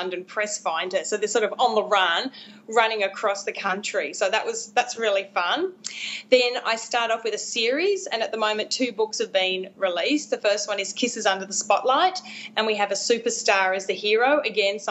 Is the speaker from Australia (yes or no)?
yes; Australia; I'm an Australian romance author.